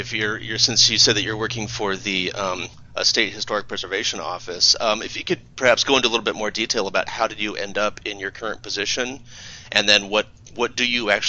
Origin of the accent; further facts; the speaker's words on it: Chico, California, United States; moved away as an adult; now in Ohio, United States; I grew up in Northern California near a town called Chico